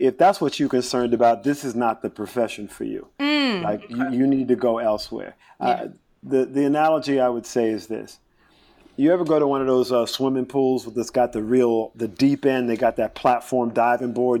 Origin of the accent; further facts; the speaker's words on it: South Carolina, United States; I was a kid from South Carolina